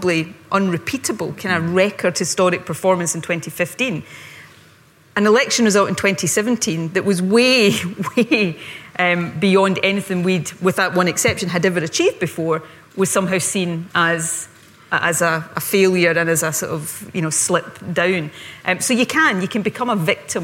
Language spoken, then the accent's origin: English; Ayrshire, Scotland, United Kingdom; also born or lived in Glasgow; where I grew up in Ayrshire